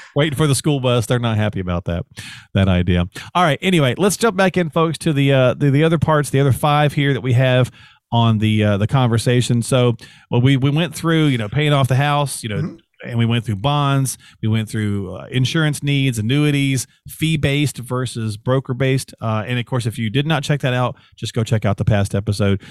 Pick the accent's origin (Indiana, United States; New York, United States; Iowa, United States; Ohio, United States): Indiana, United States; growing up in Indiana, as I mentioned, we used to, for the, where we lived, the time change didn't exist.